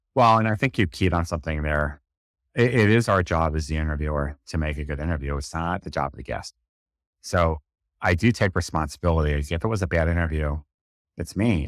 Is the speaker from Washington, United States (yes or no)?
no; New York, United States; it's just how I talk, I'm from New York